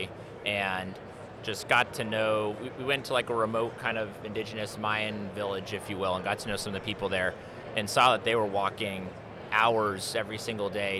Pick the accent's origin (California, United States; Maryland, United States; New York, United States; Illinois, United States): California, United States; Santa Barbara; now in Colorado, United States; I grew up in Santa Barbara